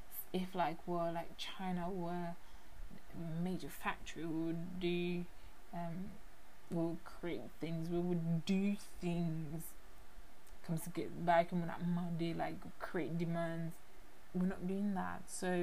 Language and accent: English; Haiti; English is a second language; moved away; also born or lived in England; when I was in England, I was paid as a teacher to teach French. I was born in Haiti. I did learn, you know, French and Creole growing up